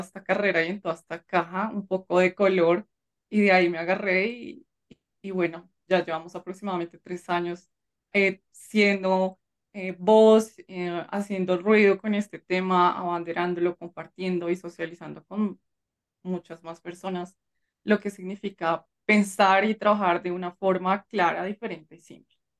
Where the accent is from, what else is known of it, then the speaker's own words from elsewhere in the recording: Colombia; en mi país